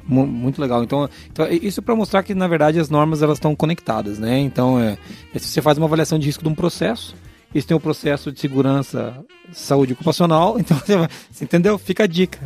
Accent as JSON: {"language": "Portuguese", "region": "interior of Paraná", "country": "Brazil", "said": "da onde eu vim, do interior do Paraná"}